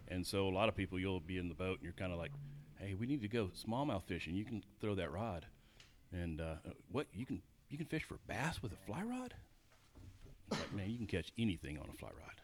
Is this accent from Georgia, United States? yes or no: yes; Cartersville, Georgia, United States; also born or lived in Waterloo, Iowa; I grew up in Georgia, um, I guess Cartersville, Dallas area, which is below Dalton